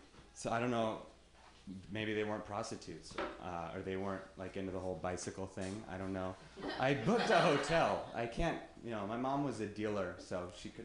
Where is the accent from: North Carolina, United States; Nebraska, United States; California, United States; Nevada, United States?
Nevada, United States; Reno; now in San Francisco, United States; I'm from Reno, Nevada